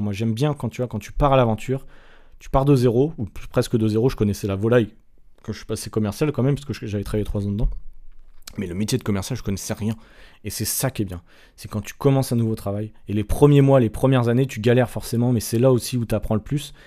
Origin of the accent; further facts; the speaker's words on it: Nantes, Pays de la Loire, France; moved away as an adult; also born or lived in Strasbourg / Angers; now in Sydney, Australia; j'ai quitté euh, Nantes, qui était ma ville natale